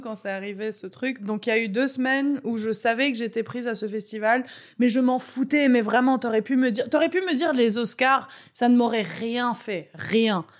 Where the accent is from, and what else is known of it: Beirut, Beirut Governorate, Lebanon; born or raised there; moved away